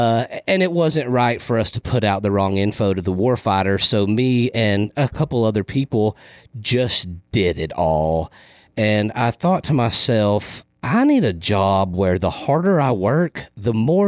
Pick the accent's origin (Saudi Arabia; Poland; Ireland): Saudi Arabia; Riyadh, Riyadh Province; born there; So I was actually born in the Middle East. I was born in Riyadh, Saudi Arabia, because my dad and mother were contractors.